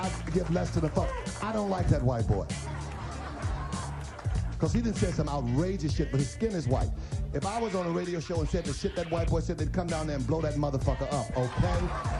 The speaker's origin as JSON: {"language": "English", "region": "the South", "country": "United States", "said": "because I'm from the South."}